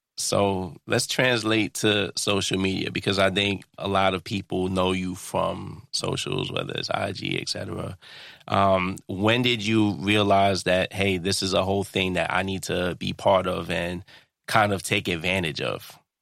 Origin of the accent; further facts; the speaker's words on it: New York City, New York, United States; I'm a Brooklyn-born Trinidadian.